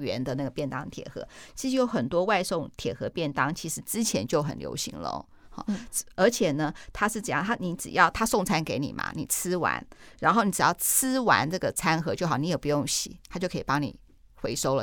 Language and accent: Chinese; Taiwan; 我们台湾人